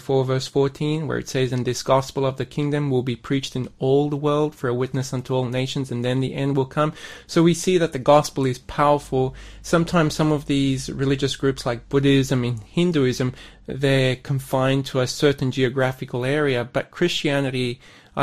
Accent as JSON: {"language": "English", "town": "Sydney", "region": "New South Wales", "country": "Australia", "tie": "born or raised there", "also_born_or_lived": "Bundaberg, Queensland / South Korea", "moved": "as an adult", "said": "I was born in Sydney, grew up in Sydney with an ethnic background"}